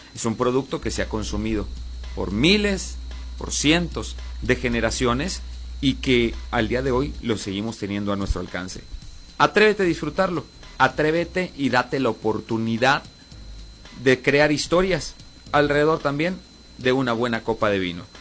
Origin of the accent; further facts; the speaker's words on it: Coahuila, Mexico; somos de aquí de Coahuila